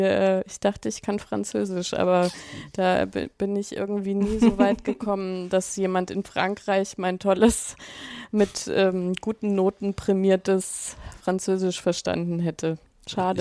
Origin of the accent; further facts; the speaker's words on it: Germany; accent: German; mein, mein, mein deutscher Akzent einfach viel zu stark ist